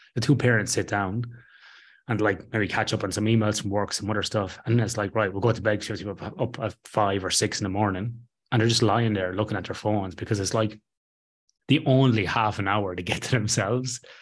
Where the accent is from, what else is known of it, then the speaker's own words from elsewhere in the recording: Ireland; I'm Irish Catholic